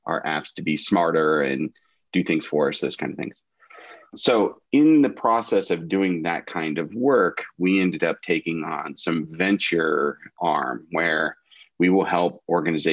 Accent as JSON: {"language": "English", "region": "Central Ohio", "country": "United States", "tie": "born or raised there", "said": "I was born and raised here in Central Ohio, went to Ohio State"}